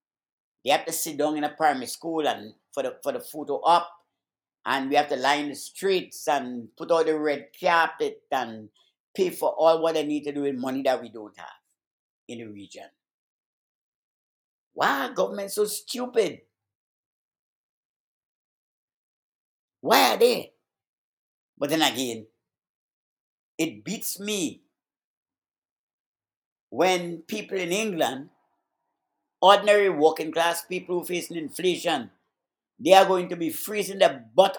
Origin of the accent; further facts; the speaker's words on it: Grenada; accent: Caribbean; moved away; I had to stand up as a little boy of 9, 10, 11, in the hot sun, with uniforms on, blue and khaki, and a little royal jack in my hand, to wave to one of the Queen's boozy, arrogant, boorish, snobbish, progenies would have come to my little country of Grenada.